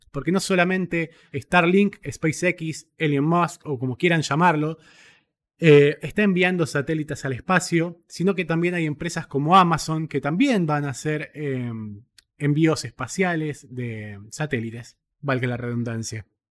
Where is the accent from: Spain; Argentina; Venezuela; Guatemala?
Argentina; en mi país